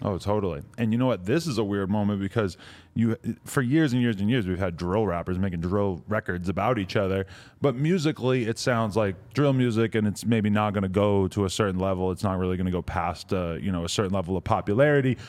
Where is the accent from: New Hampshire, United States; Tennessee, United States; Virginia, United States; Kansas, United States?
New Hampshire, United States; Nashua; I grew up in Nashua, New Hampshire, about forty-five minutes outside of Boston